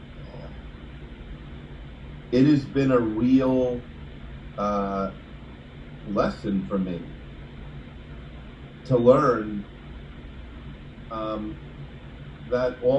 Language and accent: English; New York, United States; now in Alpharetta, Georgia, United States; I talk like most of you because I'm from New York